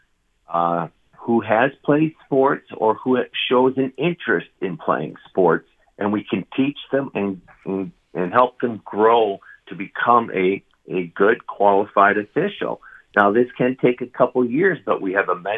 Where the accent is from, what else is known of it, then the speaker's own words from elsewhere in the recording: Detroit, Michigan, United States; also born or lived in Illinois; now in Wisconsin, United States; I'm a transplant from Detroit, Michigan, but I've been Wisconsin for 20 years, 10 years of Illinois before that.